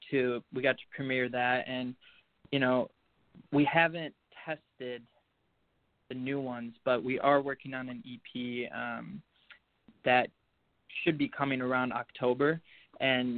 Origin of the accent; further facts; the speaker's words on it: Chicago, Illinois, United States; I'm from Chicago, Illinois.